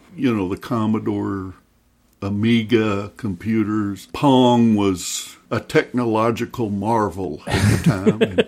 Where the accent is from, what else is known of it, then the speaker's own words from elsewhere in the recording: Lexington, Kentucky, United States; moved away as an adult; now in North Carolina, United States; From Central Kentucky. I grew up in Lexington.